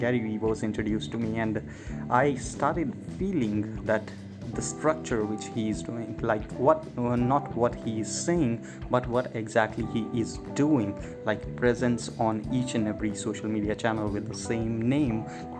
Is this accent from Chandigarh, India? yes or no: yes; Chandigarh, India; moved away as an adult; also born or lived in Bangalore / Chennai; I'm from India, born in Chandigarh, which is like a union territory of India